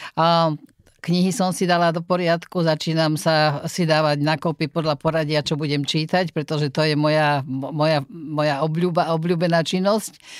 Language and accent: Slovak; near Trnava, Trnava Region, Slovakia; also born or lived in Nitra; ja sa narodila v Nitre, ale vyslovene iba narodila, ale celý svoj život som prežila mladý eh, pri Trnave v Holčkovciach a e, tam patrím, alebo odtiaľ teda pochádzam